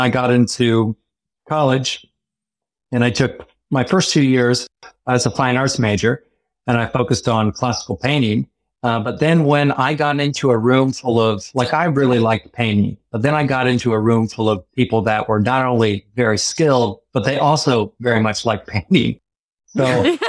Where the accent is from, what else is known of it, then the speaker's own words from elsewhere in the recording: Dayton, Ohio, United States; moved away; Dayton, Ohio, where I'm from, is little D